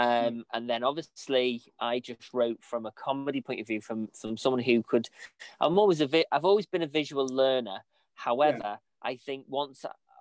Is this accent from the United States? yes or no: no; Ellesmere Port, North West England, United Kingdom; I am in Lancaster at the moment, but I'm originally from Ellesmere Port, and I do live in Ellesmere Port